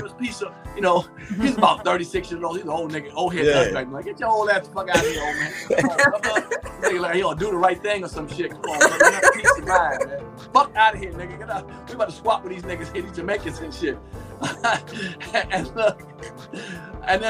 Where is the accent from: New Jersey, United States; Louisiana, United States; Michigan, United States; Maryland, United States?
Maryland, United States; Capitol Heights; also born or lived in Germany; I'm growing up around Forestville at the time, Capitol Heights, Forestville area.